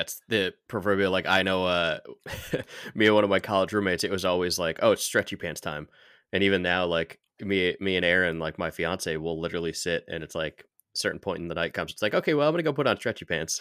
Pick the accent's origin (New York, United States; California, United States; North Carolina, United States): New York, United States; I grew up in New York